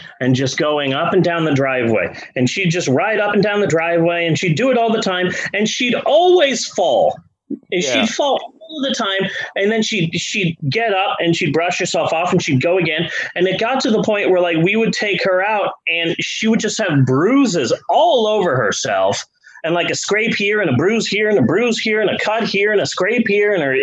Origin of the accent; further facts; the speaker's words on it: Phoenix, Arizona, United States; now in Shawnee, United States; growing up in Phoenix